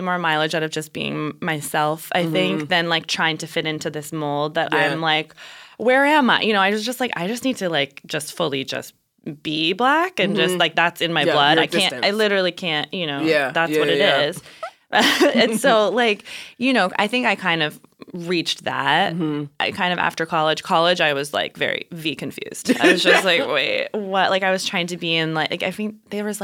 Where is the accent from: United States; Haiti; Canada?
United States; New Mexico; growing up in New Mexico